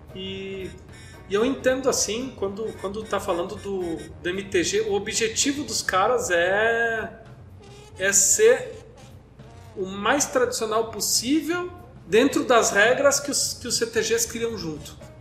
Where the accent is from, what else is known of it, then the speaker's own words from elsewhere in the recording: South Region, Brazil; a gente é do Sul, mas a gente é brasileiro